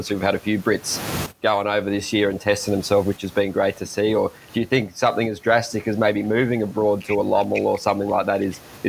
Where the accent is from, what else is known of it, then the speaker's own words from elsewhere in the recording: Australia; being Aussie